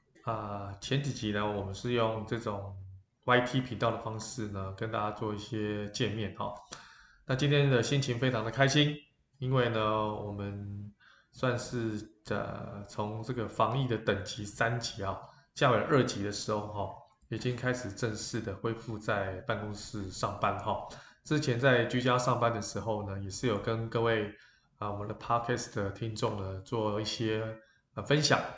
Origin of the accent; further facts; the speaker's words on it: Taiwan; 那我觉得我们台湾人民的素质也非常的高哈。